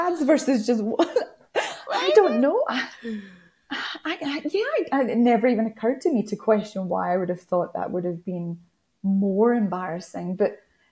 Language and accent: English; United Kingdom; Being British